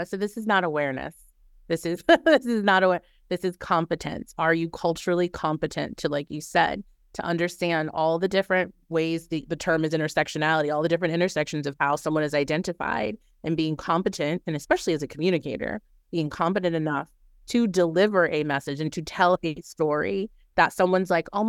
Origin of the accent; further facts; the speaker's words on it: the South, United States; Well, as I mentioned, I am from the South, so I cannot live without seafood.